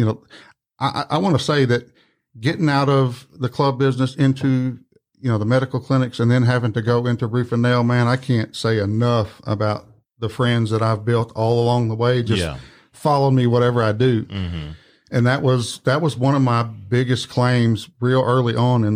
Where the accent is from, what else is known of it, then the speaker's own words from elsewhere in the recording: Malden, Missouri, United States; moved away as an adult; also born or lived in Poplar Bluff, Missouri / Jonesboro, Arkansas; now in Memphis, United States; I'm from Malden, Missouri, or the Boot Hill of Missouri. Was born and raised